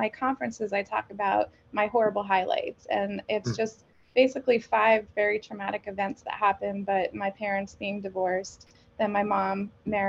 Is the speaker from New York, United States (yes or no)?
yes; New York, United States; moved away as an adult; now in Pennsylvania, United States; I'm originally from New York, but I moved here to Pennsylvania.